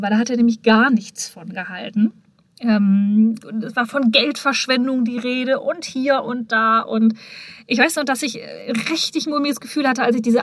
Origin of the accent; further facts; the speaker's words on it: Hamm, North Rhine-Westphalia, Germany; wir waren ja damals mit der Unternehmung in Hamm, meiner Geburtsstadt, meiner Heimat